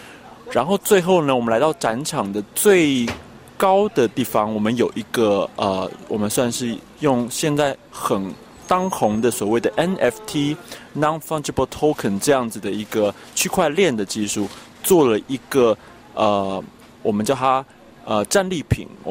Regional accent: Taiwan; 那我是来自台湾的艺术家，但是近几年就是在台北跟德国的柏林发展。

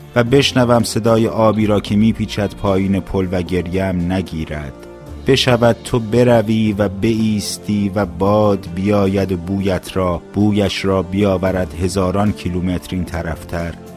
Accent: Iran; now in Canada; به عنوان یک ایرانی بیشتر لحظه های من هنوز در ایران میگذره

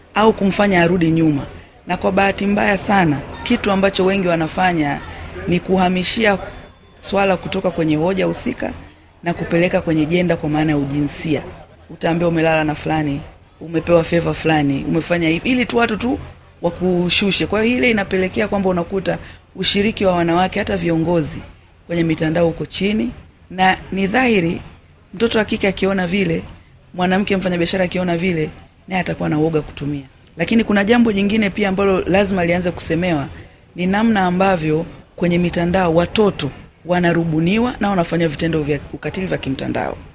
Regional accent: Kagera, Tanzania; mimi natoka mkoa wa Kagera ambapo tunapakana na Burundi, Rwanda na Uganda

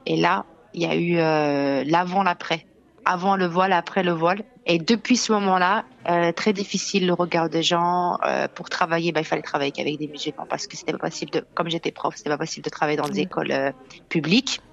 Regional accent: France; moved away as an adult; je suis née en France, euh, j'ai grandi en France

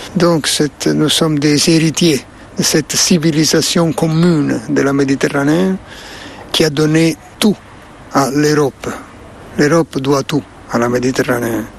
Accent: Naples, Campania, Italy; French is a second language; ma ville natale, Napoli

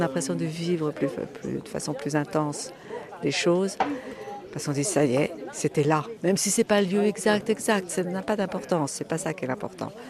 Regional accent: Tours, Centre-Val de Loire, France; je suis de Tours, du diocèse de Tours

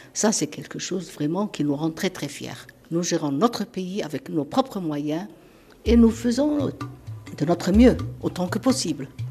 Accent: Somaliland, Somalia

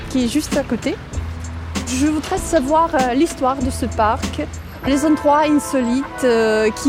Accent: Moscow, Russia; French is a second language; moved away as an adult; now in Paris, France

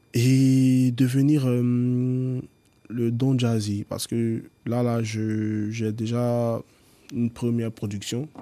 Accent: Abidjan, Côte d’Ivoire; Je nais à Abidjan

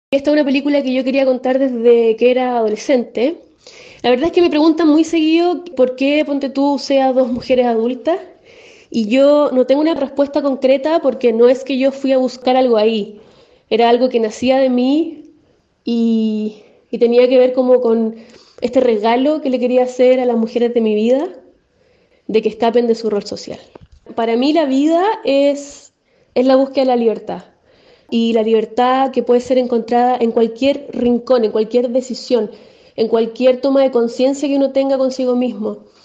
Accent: Chile; yo habito este país

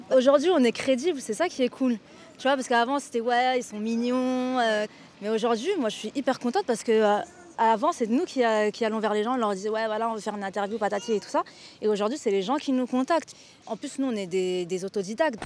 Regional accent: France; On est dans le quartier de la Muette, donc euh, c'est là où j'ai grandi

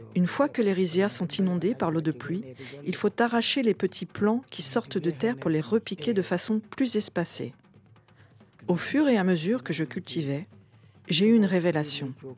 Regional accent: Gambia; moved away as an adult; also born or lived in Boun; Je suis une fille de Boun. Je suis née en Gambie et je suis venue dans ce village pour me marier

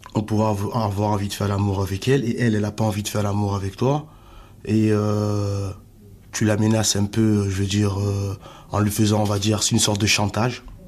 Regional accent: Cameroon; now in France; je suis Camerounais

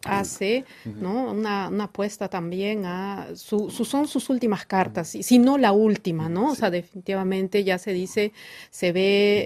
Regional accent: Peru; como peruana

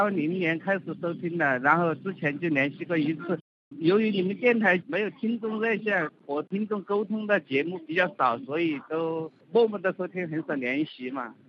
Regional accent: Sichuan, China; moved away as an adult; also born or lived in Guangdong; now in Zhuhai, China; 我是四川的，我来广东这边很多年了，我是在这边打工了，到处跑。

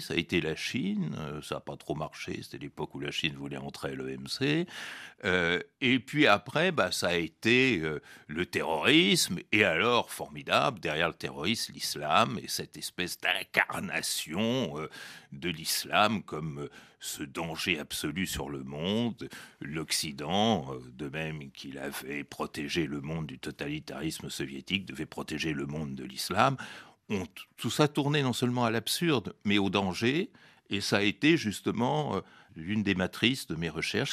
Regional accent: France; que je m'intègre totalement dans la société française

